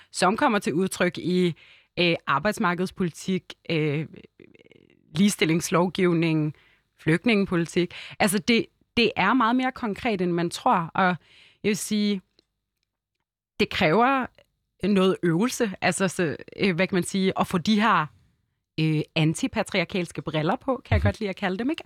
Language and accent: Danish; Hellerup, Capital Region of Denmark, Denmark; also born or lived in Lebanon; jeg voksede op i Hellerup